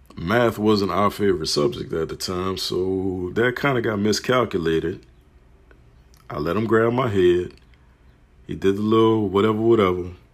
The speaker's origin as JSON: {"language": "English", "town": "New Orleans", "region": "Louisiana", "country": "United States", "tie": "born or raised there", "said": "From Marrero to Harvey. Growing up on the West Bank side of New Orleans, Louisiana."}